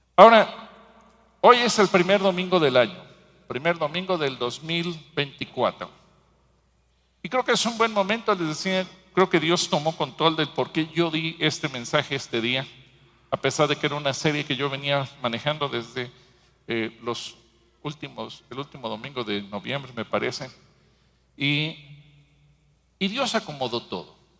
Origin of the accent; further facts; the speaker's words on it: Mexico